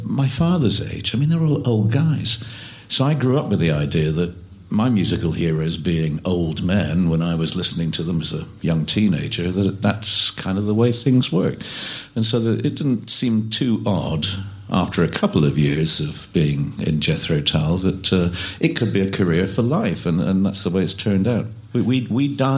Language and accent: English; Edinburgh, Scotland, United Kingdom; moved away; Presbyterian church music and folk music that I grew up with in Scotland.